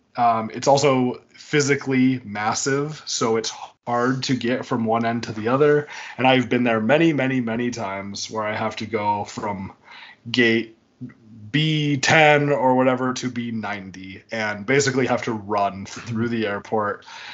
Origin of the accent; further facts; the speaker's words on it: Midwest, United States; As a Midwesterner, I feel like